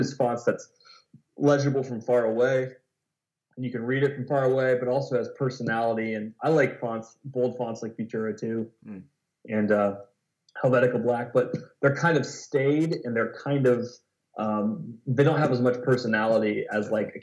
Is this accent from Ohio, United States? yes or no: yes; Lancaster, Ohio, United States; also born or lived in Columbus, Ohio; my hometown of Lancaster, Ohio